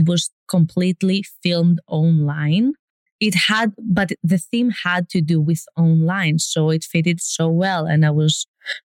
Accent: Greece; moved away as an adult; now in Los Angeles, United States; I'm from Greece and living

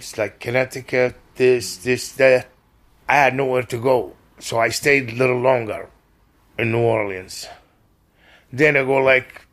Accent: Libya; English is a second language; moved away as an adult; also born or lived in Perugia, Italy; now in Seattle, United States; I'm from Libya.

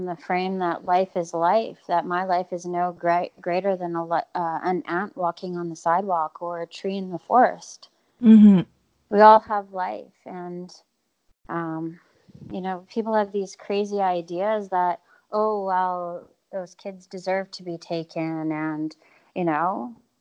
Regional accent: Winnipeg, Manitoba, Canada; I grew up in Winnipeg my whole life

